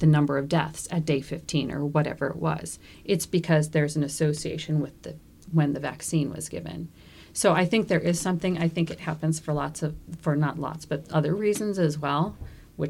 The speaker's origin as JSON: {"language": "English", "town": "Minneapolis", "region": "Minnesota", "country": "United States", "moved": "yes", "lives_now": "Maine, United States", "said": "I'm from Minnesota. I'm from the real city, Minneapolis"}